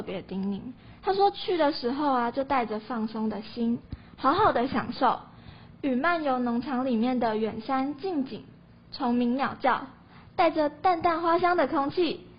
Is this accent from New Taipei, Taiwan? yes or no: no; Pingtung County, Taiwan; moved away; 跟我们两个一样，都是土生土长的屏东人。